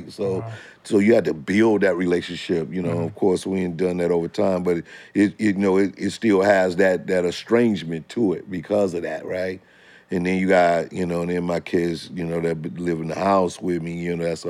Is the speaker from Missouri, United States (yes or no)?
yes; St. Louis, Missouri, United States; moved away; I came from St. Louis